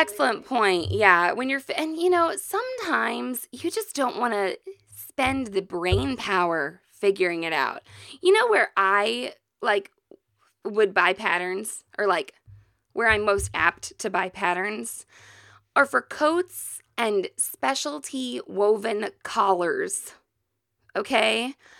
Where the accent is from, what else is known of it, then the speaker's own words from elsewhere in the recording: Missouri, United States; we are from Missouri